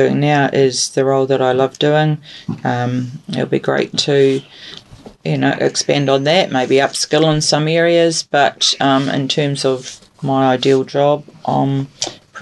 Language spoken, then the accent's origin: English; Christchurch, Canterbury, New Zealand; moved away; I'm from Christchurch